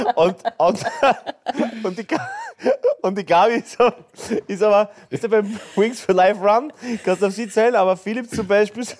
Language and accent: German; Graz, Styria, Austria; bei uns in Graz